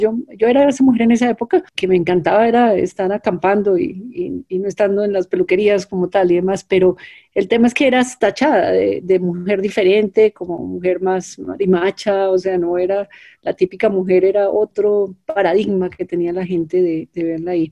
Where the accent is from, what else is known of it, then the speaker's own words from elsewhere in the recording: Colombia; fui la primera mujer colombiana